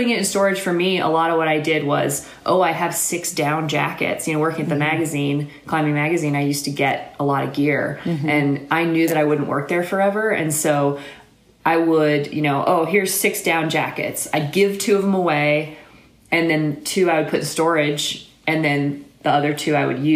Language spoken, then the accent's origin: English; Alabama, United States; moved away; I was born and raised in Alabama